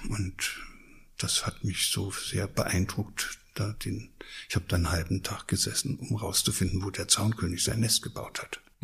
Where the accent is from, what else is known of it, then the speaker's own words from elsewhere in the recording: Thuringia, Germany; moved away as an adult; also born or lived in Lower Saxony; now in Hesse, Germany; ich komme ja aus Ostdeutschland, aus Thüringen. Da bin ich aufgewachsen